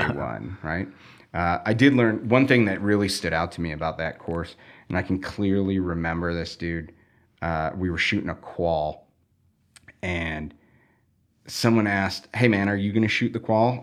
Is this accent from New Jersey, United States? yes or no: no; Chicago, Illinois, United States; where I grew up was basically where the city completely ends and you get into rural